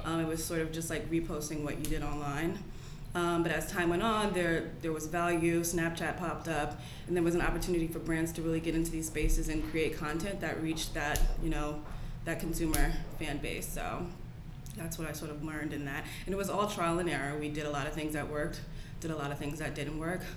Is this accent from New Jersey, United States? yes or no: yes; Englewood, New Jersey, United States; I'm from Englewood, New Jersey.